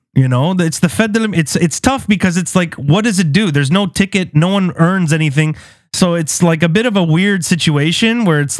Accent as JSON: {"language": "English", "country": "Canada", "said": "as a Canadian / Lebanese person, mostly identified as someone who, I create Western music, bro."}